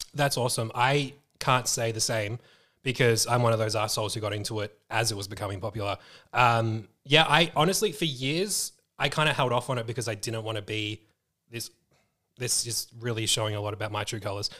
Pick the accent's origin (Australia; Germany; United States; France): Australia; Melbourne, Victoria; being that we are Aussies, we're from Melbourne